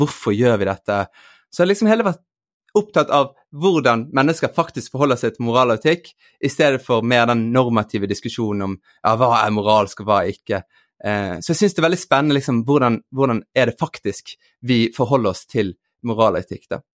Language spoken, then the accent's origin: Norwegian; Bergen, Vestland, Norway; moved away; also born or lived in Eastern Norway (Østlandet); Jeg vokste opp i Bergen, ble født i Bergen, men vokste opp også deler på Østlandet